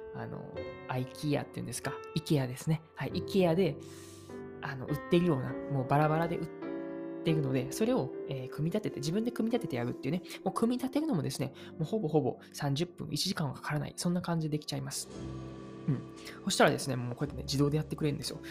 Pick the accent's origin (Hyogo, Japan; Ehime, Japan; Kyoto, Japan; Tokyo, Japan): Kyoto, Japan; Uji; first language Japanese; also born or lived in Nagoya; now in Kyoto, Japan; 京都府生まれ、宇治市育ちな僕